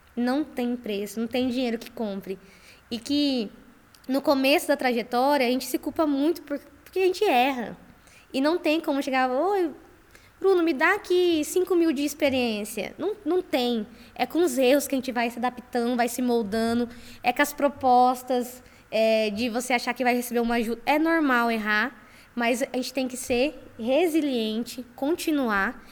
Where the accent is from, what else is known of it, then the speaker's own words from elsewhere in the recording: Campo Grande, Mato Grosso do Sul, Brazil; Eu sou de Campo Grande, Mato Grosso do Sul